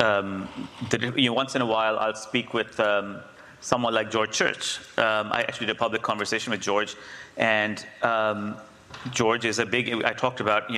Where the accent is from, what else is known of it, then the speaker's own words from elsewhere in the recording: India; moved away; I grew up in India, the cultural brain